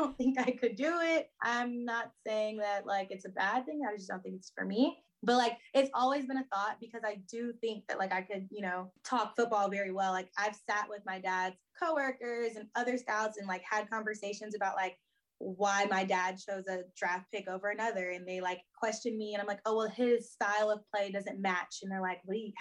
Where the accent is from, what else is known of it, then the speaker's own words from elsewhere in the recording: Houston, Texas, United States; growing up in Houston